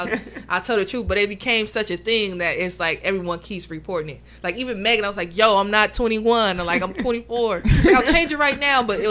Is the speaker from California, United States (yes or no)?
yes; Oakland, California, United States; I was born in Oakland